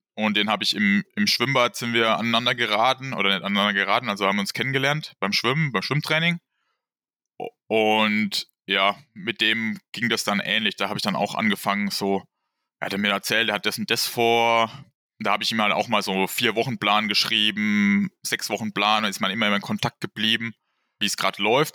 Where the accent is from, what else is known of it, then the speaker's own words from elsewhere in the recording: Wertheim, Baden-Württemberg, Germany; ich komme aus dem Bereich Wertheim und wohne da auf habe da immer auf einem kleinen Dorf gewohnt